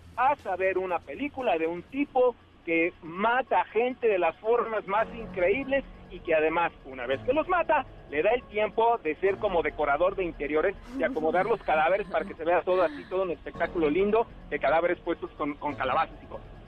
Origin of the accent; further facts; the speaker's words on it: Veracruz, Mexico; now in Mexico City, Mexico; mi tierra natal, Veracruz, bello estado que me vio nacer